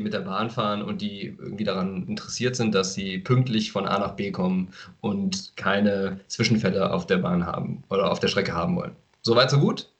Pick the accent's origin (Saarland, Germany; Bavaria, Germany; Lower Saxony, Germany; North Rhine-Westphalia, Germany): North Rhine-Westphalia, Germany; Aachen; als Aachener